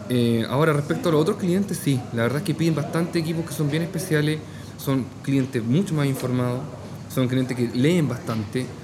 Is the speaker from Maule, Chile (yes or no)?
yes; Talca, Maule, Chile; soy de Talca. Entonces, mm, en Talca tenemos muy buenos completos